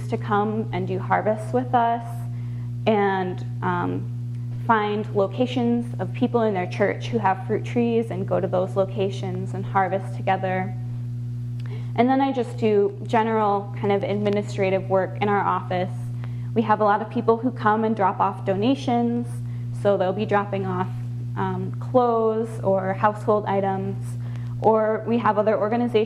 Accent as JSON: {"language": "English", "region": "Michigan", "country": "United States", "moved": "as an adult", "lives_now": "Tucson, United States", "said": "I was from Michigan"}